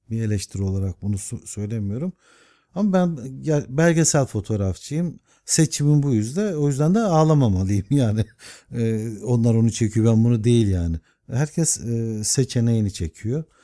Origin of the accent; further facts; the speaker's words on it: Istanbul, Turkey; Ben çünkü İstanbul'a aşık bir adam. Doğma büyüme Rumeli Hisar üstünde doğdum. Rumeli Hisarı'nda e, denize girerdik. Bir nevi boğaz çocuğum.